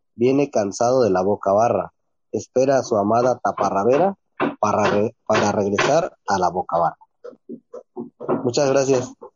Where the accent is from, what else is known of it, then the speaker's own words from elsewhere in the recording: San Mateo del Mar, Oaxaca, Mexico; first language Ombeayiüts; Spanish is a second language; Les mandamos un cordial saludo desde San Mateo del Mar